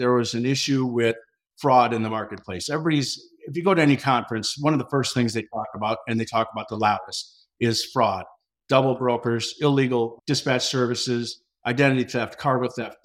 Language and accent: English; Pine City, Minnesota, United States; also born or lived in Twin Cities area, Minnesota; I grew up in a small town called Pine City, Minnesota